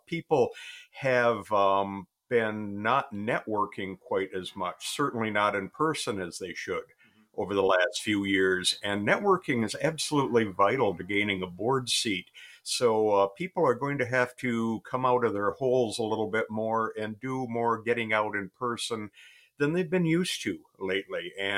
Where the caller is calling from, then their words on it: Michigan, United States; Michigan. The very beginning of autumn here.